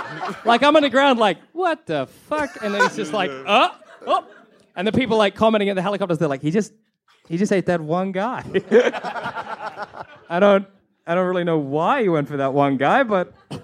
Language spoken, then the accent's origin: English; New York, United States; I'm a New Yorker. That's the whole deal.